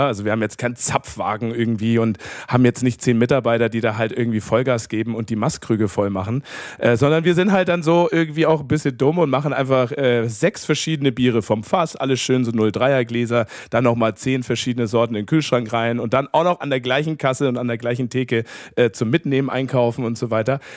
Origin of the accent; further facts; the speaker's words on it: south of Munich, Bavaria, Germany; also born or lived in Upper Franconia; bin aus dem Süden von München aber auch, also so mit Bier aufgewachsen